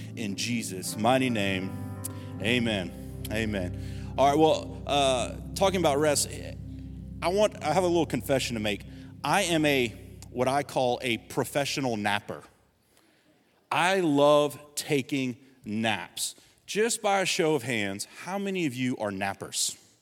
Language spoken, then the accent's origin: English; Gonzales, Louisiana, United States; I was seventeen years old, I'm from Gonzales